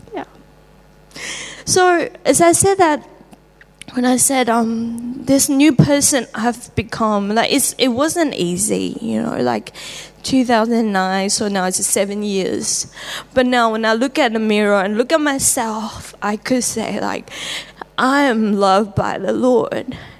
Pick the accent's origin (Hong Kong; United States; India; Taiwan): Taiwan; English is a second language; moved away as an adult; now in Australia; I'm from Taiwan, and uh, I'm 36.